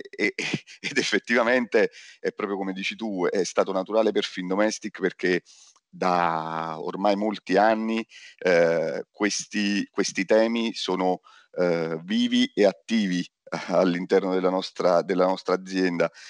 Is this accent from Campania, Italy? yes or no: yes; Naples, Campania, Italy; sono napoletano